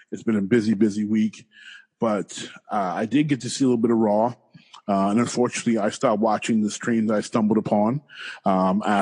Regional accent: Detroit, Michigan, United States; I'm from Detroit

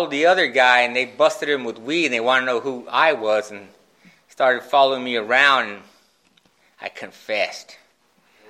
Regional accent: Phoenix, Arizona, United States; I grew up in West Phoenix

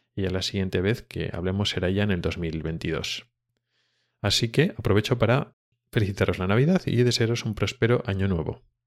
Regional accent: Spain; now in Sweden; como pues español

